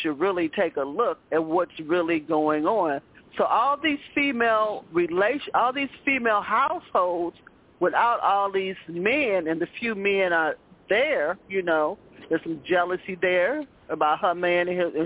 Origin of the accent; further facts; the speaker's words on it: Chicago, Illinois, United States; I grew up in Chicago housing of projects